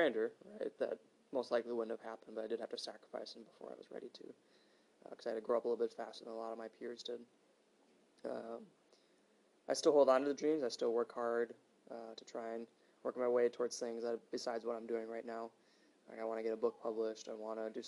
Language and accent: English; Hales Corners, Wisconsin, United States; moved away as an adult; also born or lived in Minnesota; I'm from Hales Corners, Wisconsin. So I grew up about 15-20 minutes away from downtown